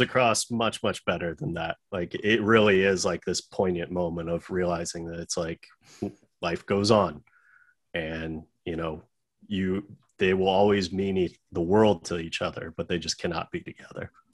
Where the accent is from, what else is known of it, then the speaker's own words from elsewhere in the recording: United States; as an American